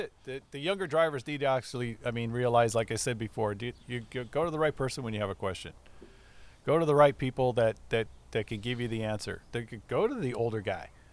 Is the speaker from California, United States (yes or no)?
yes; Burbank, California, United States; also born or lived in La Palma, California / Buena Park, California / Anaheim Hills, California; I was born in Burbank, California